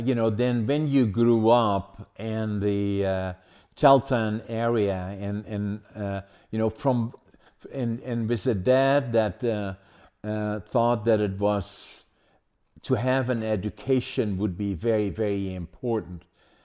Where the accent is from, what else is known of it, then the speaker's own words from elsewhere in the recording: Netherlands; born there; I was born in Holland during the Second World War. I was born in 1940, liberated by the Canadians, actually, in April the 12th, 1945.